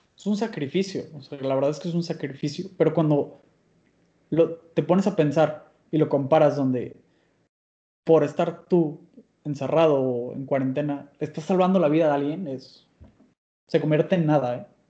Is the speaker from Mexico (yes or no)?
yes; Mexico; soy mexicano